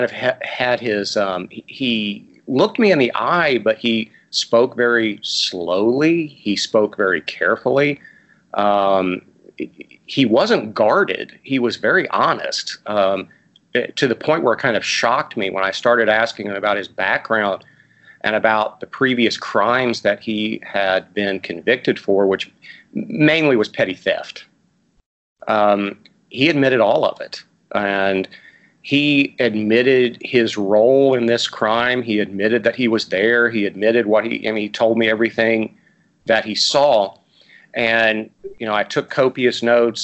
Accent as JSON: {"language": "English", "town": "Portsmouth", "region": "Ohio", "country": "United States", "tie": "born or raised there", "said": "I grew up in Portsmouth, Ohio"}